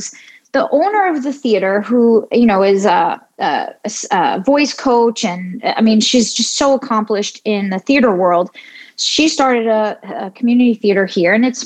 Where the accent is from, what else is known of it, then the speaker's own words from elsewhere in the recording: New York City, New York, United States; I grew up in New York City